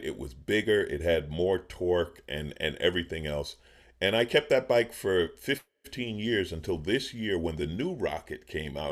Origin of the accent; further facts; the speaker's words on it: New York City, New York, United States; now in California, United States; I grew up in New York, in Queens, in New York City